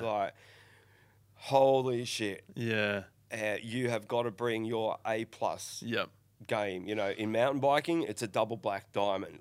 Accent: Northern Ireland, United Kingdom; now in Australia; I'm an Australian citizen, born in, in Northern Ireland

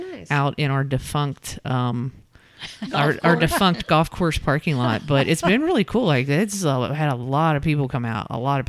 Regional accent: Boone County, Northern Kentucky, United States; moved away as an adult; now in Lexington, United States; But, you know, I came to school here in 1993 and then, you know, did kind of the back and forth thing. Because I'm originally from Northern Kentucky in Boone County. And then, but permanently, I'll say 2000.

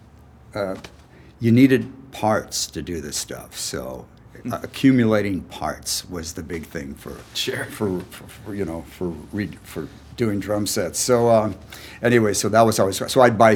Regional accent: Eveleth, Minnesota, United States; I'm from Eveleth, hockey capital of the USA

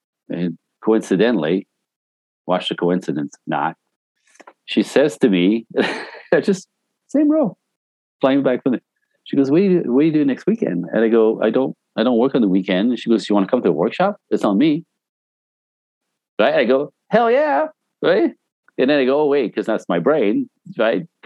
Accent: Canada; also born or lived in Vancouver / Los Angeles; I'm Canadian originally. I got all my training in Vancouver, where I moved to when I was 19, and made my way to Los Angeles

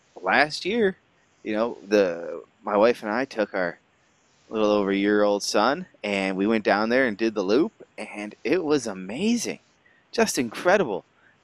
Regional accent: New York, United States; I feel good about being a New Yorker, a lot of Empire State pride

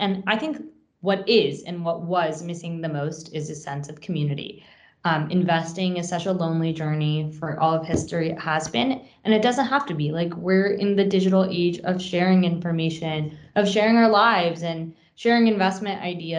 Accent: Paris, Île-de-France, France; also born or lived in Long Island, United States; now in United States; So I grew up on Long Island, attended Barnard College, and I met Anam at Barnard. I'm originally from France, from Paris, but I came to the U.S. to attend college, essentially.

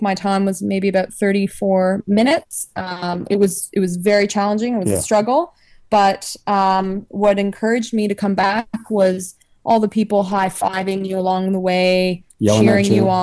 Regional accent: Toronto, Ontario, Canada; now in Australia; We're both from Canada. I'm from Toronto.

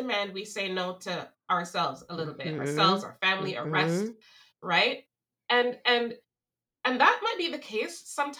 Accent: Jamaica; There's this one thing that I grew up in Jamaica, as you know, and my mom and her friends used to always say the statement, liberty comes through carelessness.

